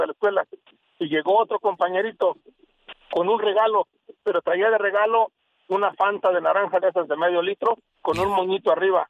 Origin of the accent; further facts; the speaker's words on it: Iguala, Guerrero, Mexico; yo soy de Iguala Guerrero